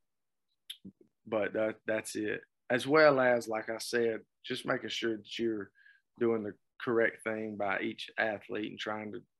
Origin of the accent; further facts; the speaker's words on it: Whitmire, South Carolina, United States; now in Newberry, United States; I'm from Whitmire